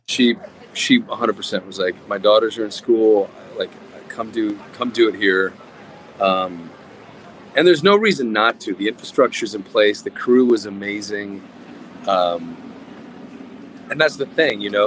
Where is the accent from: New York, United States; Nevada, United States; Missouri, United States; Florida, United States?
Nevada, United States; I'm from Nevada